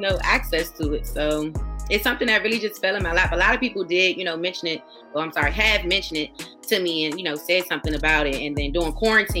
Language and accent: English; Prince George's County, Maryland, United States; now in Commerce, United States; I am from Prince George's County, Maryland, the DMV area